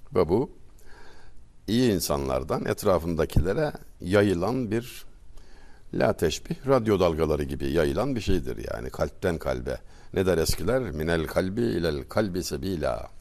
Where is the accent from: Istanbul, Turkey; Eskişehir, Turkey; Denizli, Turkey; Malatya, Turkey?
Denizli, Turkey; Çameli; moved away; Denizli Çameliliyim. Küçücük bir ilçe.